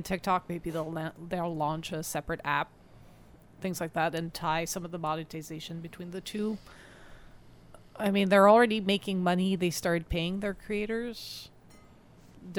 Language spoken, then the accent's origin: English; Canada; we're Canadian